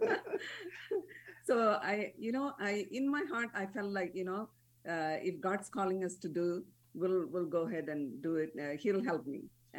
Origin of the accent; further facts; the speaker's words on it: Malaysia; born there; also born or lived in India; I was born in Malaysia. And then when my father retired, we moved to India. And that's where we got married.